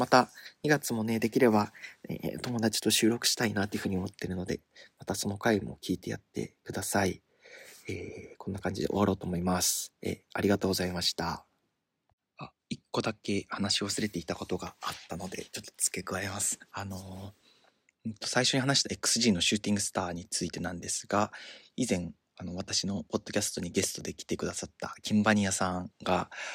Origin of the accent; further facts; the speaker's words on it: Tottori, Japan; moved away; 鳥取ので生まれ育ったっていう割には、方言はあんまりない方だという自意識があったんですけど